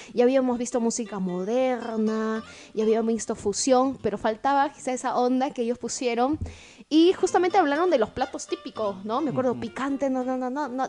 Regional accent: Tacna, Peru; esa cultura que nosotros tenemos como tacneños y como peruanos

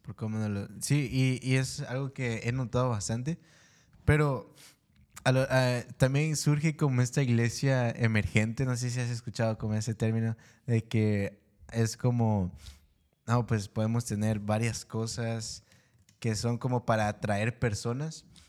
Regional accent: Guatemala; moved away; yo soy de Guatemala. Y la, cuando yo me vine acá

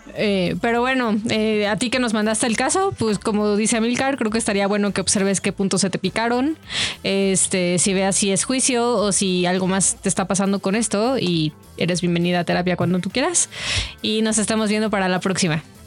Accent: Yucatán, Mexico; moved away; also born or lived in Toluca; el contexto en el que yo crecí, o sea, en Yucatán, incluso en Toluca

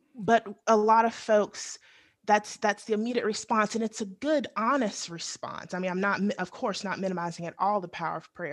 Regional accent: the South, United States; growing up in the South

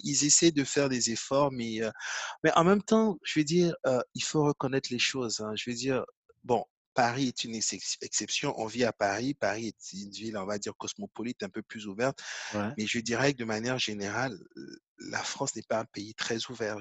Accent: Côte d’Ivoire; J'ai grandi en Côte d'Ivoire

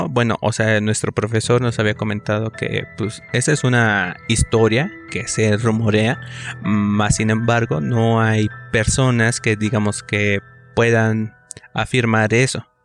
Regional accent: Cautepec, Hidalgo, Mexico; de donde yo soy, que es del municipio de Cautepec, del estado de Hidalgo, hay diversos este, colonias que están algo dispersas.

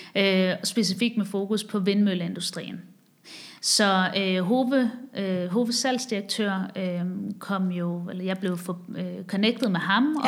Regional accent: Haderslev, Southern Denmark, Denmark; moved away as an adult; also born or lived in Copenhagen / Asia / Chicago; jeg er vokset op i Sønderjylland, i Haderslev

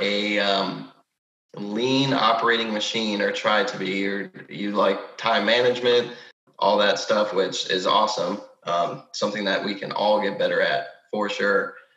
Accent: Rochester, Michigan, United States; now in Texas, United States; I'm currently in Michigan, my hometown, Rochester. I live in Texas

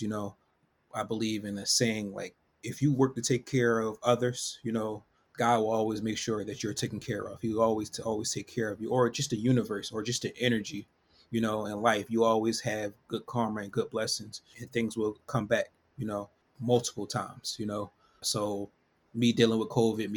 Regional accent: Philadelphia, Pennsylvania, United States; I'm from Philadelphia, born and raised

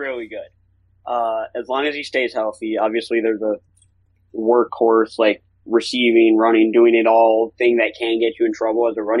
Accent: Michigan, United States; I'm from Michigan

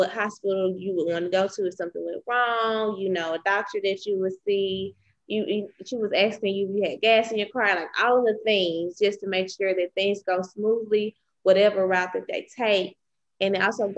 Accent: Mississippi, United States; where I'm from Mississippi

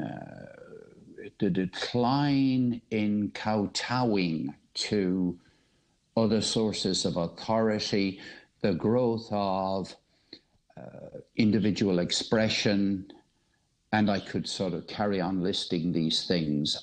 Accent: Ireland; also born or lived in United Kingdom; now in Cork, Ireland; I'm, speaking from Cork in Ireland. I was born in Ireland, but I lived 30 years of my life in the UK

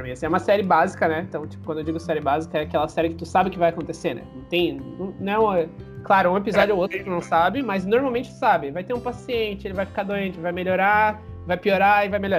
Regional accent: Joinville, Santa Catarina, Brazil; É, eu sou de Joinville

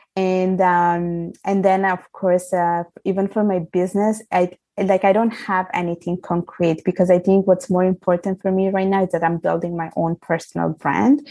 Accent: Italy; moved away; I am from Italy. I was I was brought up. I was born there

